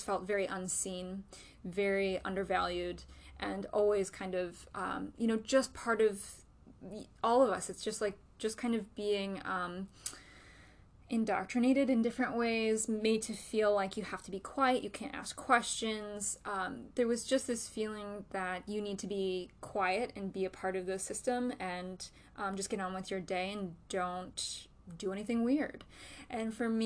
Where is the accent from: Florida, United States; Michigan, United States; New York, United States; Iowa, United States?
New York, United States; Western; I grew up in Western New York, and I grew up in this culture